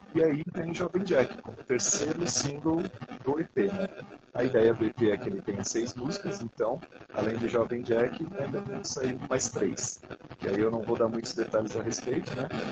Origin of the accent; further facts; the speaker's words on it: São Paulo, Brazil; a gente é natural de São Paulo, né? Tanto eu como ele, nascido daqui